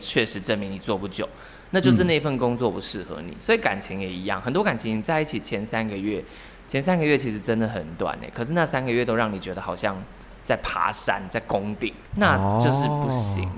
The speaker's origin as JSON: {"language": "Chinese", "region": "central Taiwan", "country": "Taiwan", "said": "因为我是中部人"}